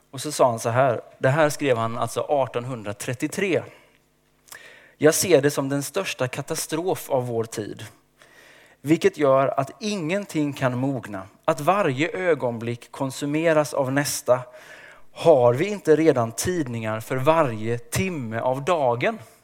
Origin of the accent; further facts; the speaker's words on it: Småland, Sweden; Jag är uppväxt i skogen i Småland